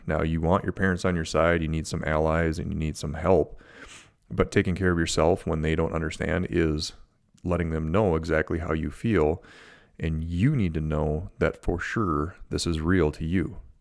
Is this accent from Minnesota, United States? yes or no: yes; Minnesota, United States; I'm from Minnesota, from the Midwest